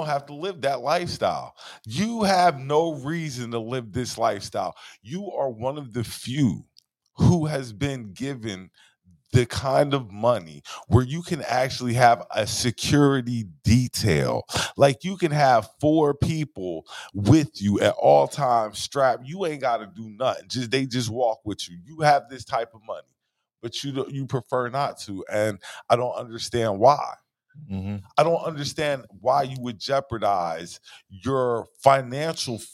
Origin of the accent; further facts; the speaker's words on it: South Carolina, United States; I'm from South Carolina.